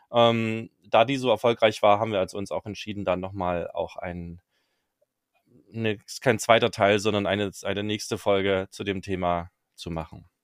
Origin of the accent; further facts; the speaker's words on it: Zwickau, Saxony, Germany; ich bin quasi gebürtiger Zwickauer, komme da aus der Gegend